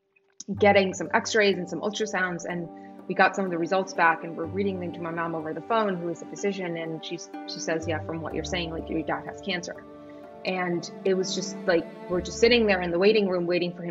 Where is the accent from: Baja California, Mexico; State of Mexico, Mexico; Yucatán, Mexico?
Baja California, Mexico; Tijuana; moved away; also born or lived in San Diego; I grew up in Tijuana my entire life